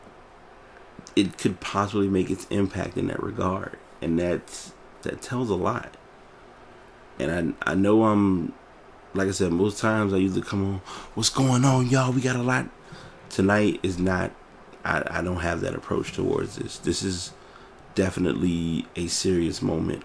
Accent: Richmond, Virginia, United States; here in my hometown

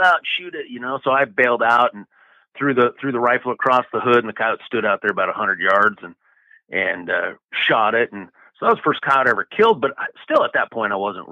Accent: Scottsbluff, Nebraska, United States; I was born and raised here

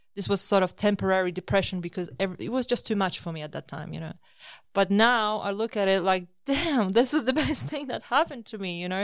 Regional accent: Poland; moved away as an adult; also born or lived in Australia; I was born in Poland, and after finishing my universi-, university, I immigrated to Australia in two thousand six

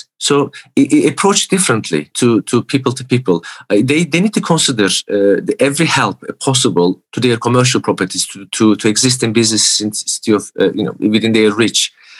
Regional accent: Newcastle, North East England, United Kingdom; I'm from Newcastle. I'm not in New York.

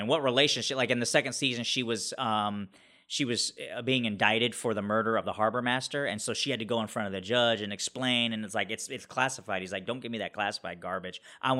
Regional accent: Ohio, United States; Growing up in Ohio, it was pretty limited on what culture you had available to you, at least where I grew up.

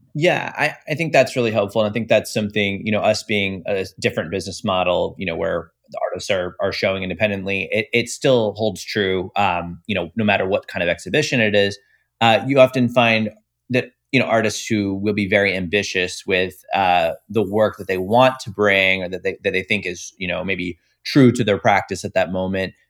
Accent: Tampa Bay area, Florida, United States; I'm from the Tampa Bay area

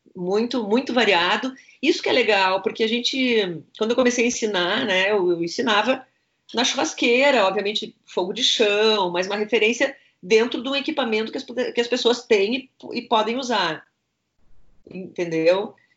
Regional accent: Passo Fundo, Rio Grande do Sul, Brazil; moved away; eu saí de Passo Fundo, eu fiz intercâmbio, eu morei em várias cidades do Brasil

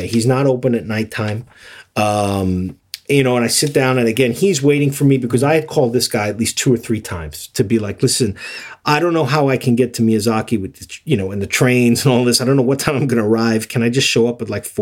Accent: United States; I was from America

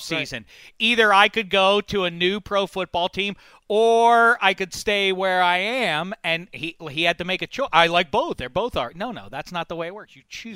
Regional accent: Pittsburgh, Pennsylvania, United States; I grew up in Pittsburgh.

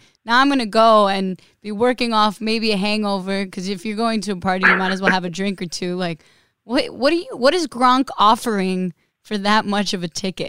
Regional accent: New York, United States; accent: New York; she gave me voice lessons to lose my accent, because as a New Yorker, she was like, you're never going to get hired anywhere with your accent

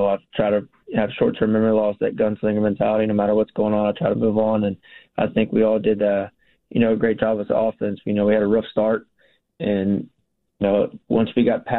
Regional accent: Texas, United States; We're both from Texas, or, you know, we like being in Texas

